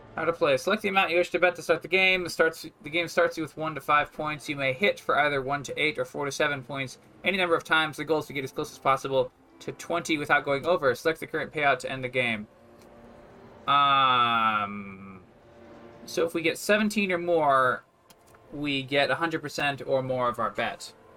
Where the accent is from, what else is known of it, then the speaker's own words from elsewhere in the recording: United States; I'm an American